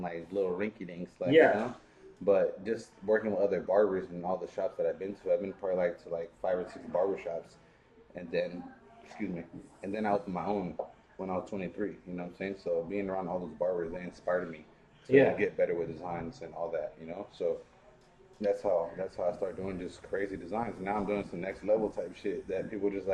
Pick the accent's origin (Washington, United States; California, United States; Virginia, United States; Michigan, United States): California, United States; San Diego; I'm from San Diego